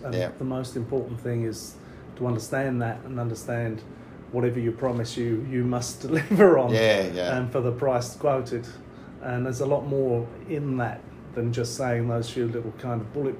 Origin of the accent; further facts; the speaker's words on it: London, United Kingdom; moved away as an adult; now in Australia; I'm not naturally from this part of the world. I'm from the East End of London. Yep. That's where I grew up. It was a pretty rough place.